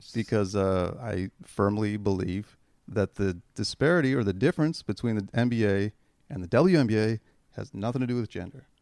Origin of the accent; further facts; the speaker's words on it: Canada; I'm fucking Canadian